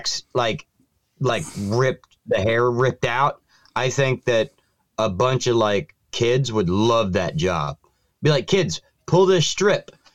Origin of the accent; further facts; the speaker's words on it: Florida, United States; my home state of Florida